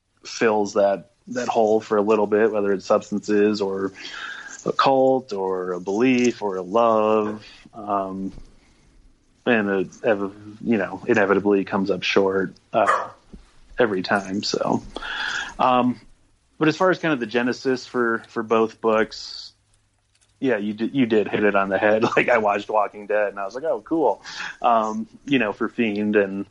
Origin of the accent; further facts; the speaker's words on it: Minnesota, United States; moved away as an adult; now in Fort Collins, United States; So I moved out from Minnesota to Fort Collins and went to school there.